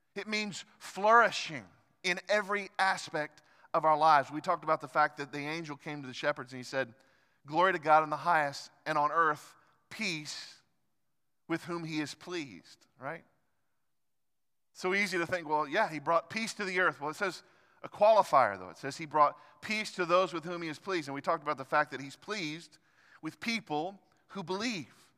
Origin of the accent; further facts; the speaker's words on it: United States; as American Christians